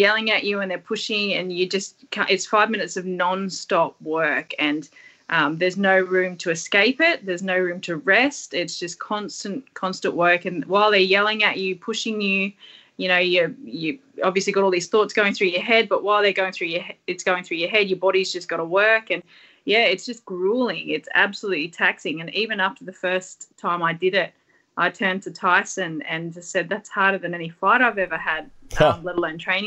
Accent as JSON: {"language": "English", "town": "Sydney", "region": "New South Wales", "country": "Australia", "said": "we're all from Western Sydney"}